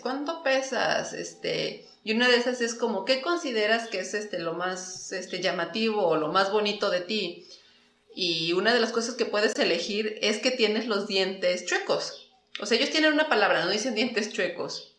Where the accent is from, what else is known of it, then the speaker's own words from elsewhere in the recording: Mexico; moved away as an adult; also born or lived in Japan; soy de México, soy mexicana